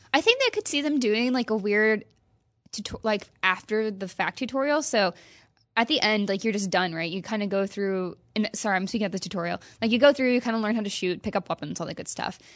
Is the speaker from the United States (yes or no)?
yes; Midwest, United States; now in California, United States; I grew up in the Midwest